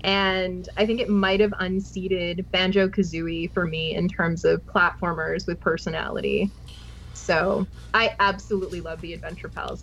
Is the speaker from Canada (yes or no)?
yes; West Coast of Canada, Canada; I'm from the West Coast